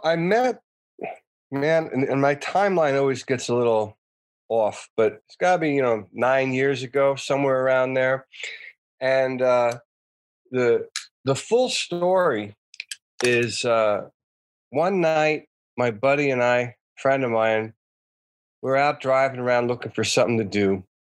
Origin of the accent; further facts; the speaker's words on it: outside of Philadelphia, Pennsylvania, United States; I grew up outside of Philadelphia